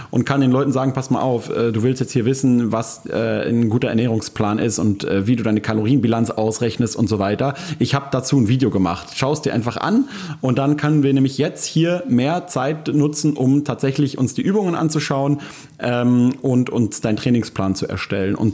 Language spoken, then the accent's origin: German; Berlin, Germany; wie das ja häufig so als Berliner Freiberufler ist, der so äh, ziemlich viel gleichzeitig macht